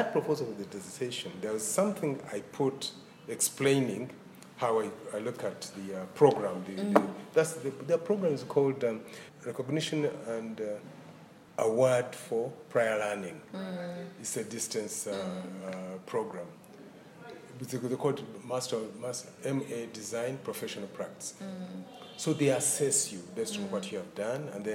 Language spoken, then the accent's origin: English; Uganda; also born or lived in Kenya / Jamaica / London; So we are two from Uganda.